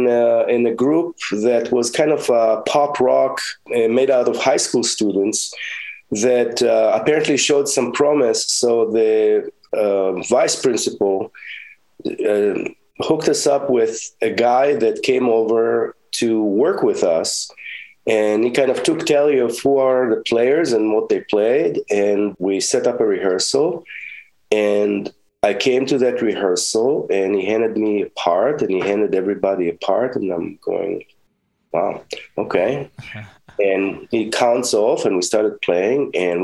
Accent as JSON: {"language": "English", "country": "Israel", "tie": "born or raised there", "lives_now": "United States", "said": "In Israel, the music programs at school were not as developed as they are here."}